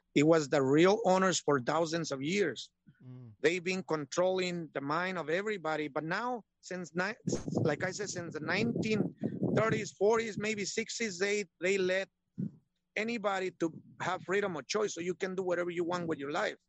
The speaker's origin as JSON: {"language": "English", "region": "Michoacán", "country": "Mexico", "tie": "born or raised there", "moved": "yes", "lives_now": "United States", "said": "I'm Mexican. Yeah. Born in Michoacan, Mexico."}